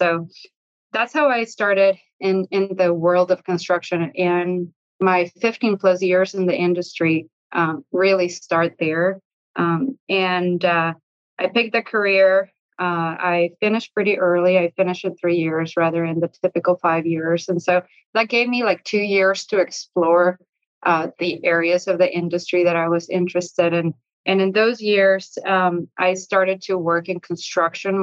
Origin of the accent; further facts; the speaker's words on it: Mexico; moved away as an adult; I actually was born and raised in Mexico, I was there until college.